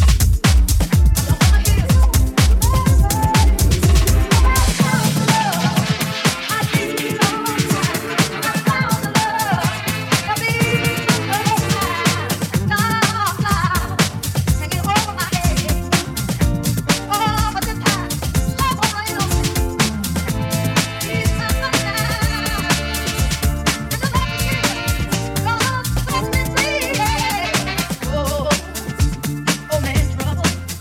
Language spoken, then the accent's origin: English; New York, United States; my hometown, New York